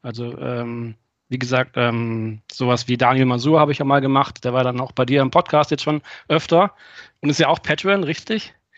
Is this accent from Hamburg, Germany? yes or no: no; Friedrichshafen, Baden-Württemberg, Germany; hier bei mir in, in Friedrichshafen, wo ich geboren bin